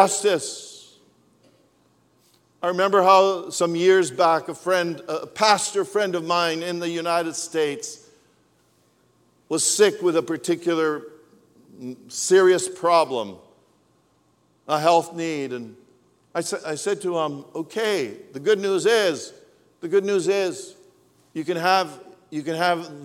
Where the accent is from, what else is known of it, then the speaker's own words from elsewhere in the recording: Canada; I was from Canada